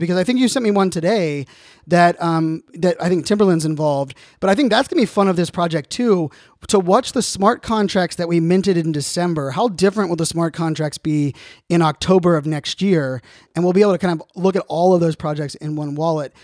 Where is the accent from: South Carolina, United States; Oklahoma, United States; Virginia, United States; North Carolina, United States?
Virginia, United States; Virginia Beach; I grew up in Virginia Beach.